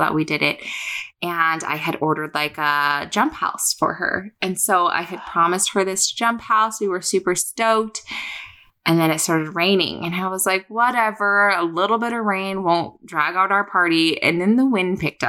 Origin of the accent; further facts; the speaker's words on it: Idaho, United States; I'm from Idaho